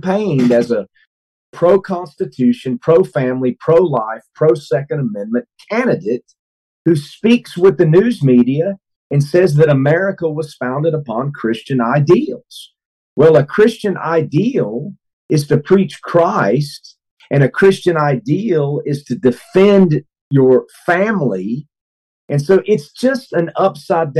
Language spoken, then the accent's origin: English; Hickory, North Carolina, United States; my hometown